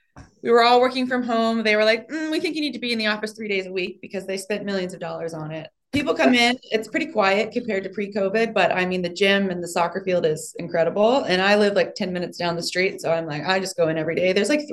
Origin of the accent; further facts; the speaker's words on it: Kansas City, Missouri, United States; No, it was Kansas City.